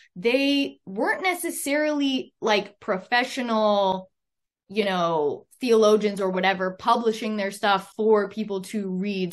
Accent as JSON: {"language": "English", "country": "Canada", "said": "I'm a Canadian"}